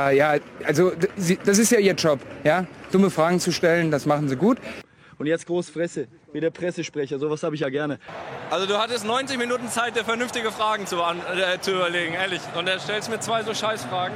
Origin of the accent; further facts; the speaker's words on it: Emmerich am Rhein, North Rhine-Westphalia, Germany; now in Düsseldorf, Germany; ich komme ja aus Emmerich, Emmerich am Rhein